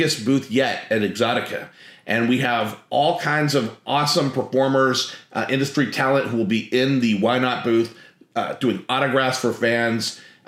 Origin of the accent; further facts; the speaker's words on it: Monterey, California, United States; moved away as an adult; also born or lived in Sacramento, California; now in Austin, United States; I grew up in Monterey, California. I'm in Austin, Texas now, but I grew up in Monterey, California